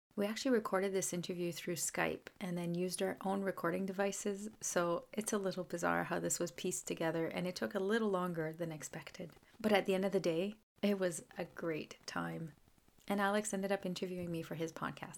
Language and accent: English; Canada; I'm a Francophone from Canada